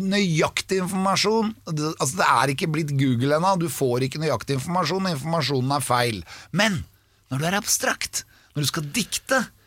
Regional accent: Norway; jeg er norsk

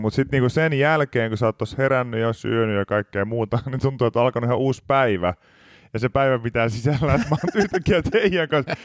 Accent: Pori, Satakunta, Finland; now in Helsinki, Finland; olen Porista kuitenkin kotoisin

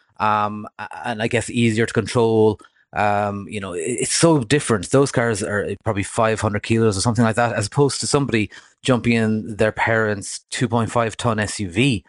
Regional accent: Cork, Munster, Ireland; I'm from rural Ireland myself. You know, I grew up down in Cork

